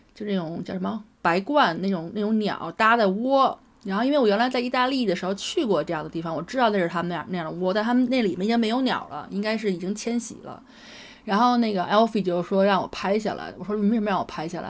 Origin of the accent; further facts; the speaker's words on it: Beijing, China; 原来小时候在北京看见的